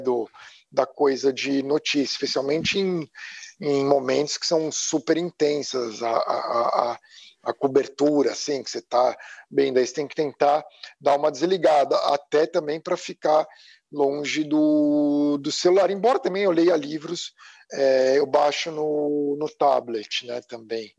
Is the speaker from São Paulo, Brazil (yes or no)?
yes; São Paulo, Brazil; moved away as an adult; now in United States; E eu cresci nos Jardins, em São Paulo